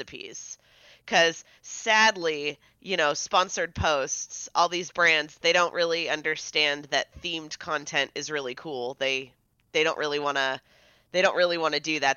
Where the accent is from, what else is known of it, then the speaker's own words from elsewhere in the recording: San Diego, California, United States; moved away; I grew up in San Diego